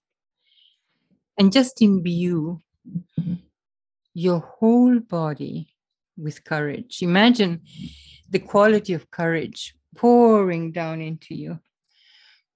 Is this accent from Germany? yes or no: no; Argentina; moved away; I was raised in Argentina and I went to an English boarding school